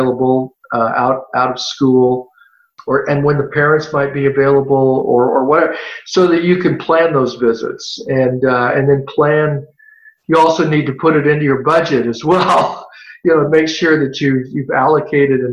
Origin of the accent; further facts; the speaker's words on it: California, United States; also born or lived in Tennessee; I was born in Tennessee, but I've lived my whole life in California